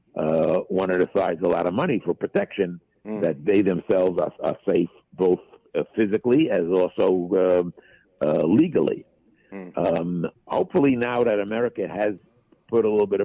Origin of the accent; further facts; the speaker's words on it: United States; I'm an American